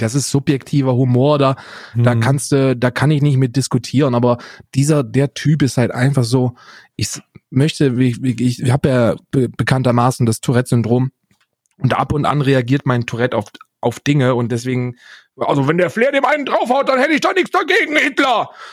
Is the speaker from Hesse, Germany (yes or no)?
yes; North Hesse, Germany; Ich bin Westdeutscher. Ich bin in Nordhessen geboren